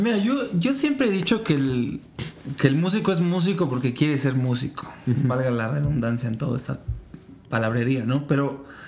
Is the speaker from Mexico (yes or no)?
yes; Mexico; Yo soy una persona que creció muchísimo escuchando, pues aquí en México